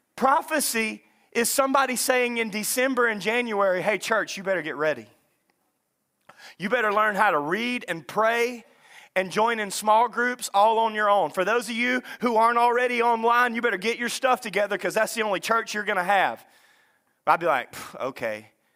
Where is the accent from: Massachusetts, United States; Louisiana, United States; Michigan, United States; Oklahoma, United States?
Louisiana, United States; Lake Bistineau, North; I grew up in North Louisiana at Lake Bistono.